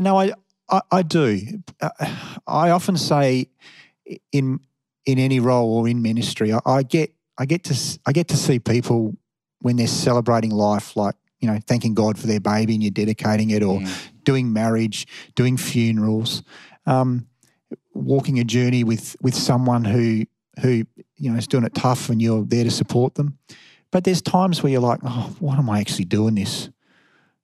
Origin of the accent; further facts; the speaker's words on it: Perth, Western Australia, Australia; moved away; I was from Perth